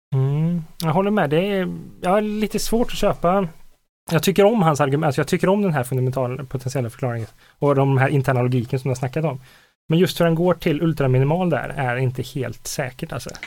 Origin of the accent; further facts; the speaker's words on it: Karlstad, Värmland, Sweden; jag kommer från Karlstad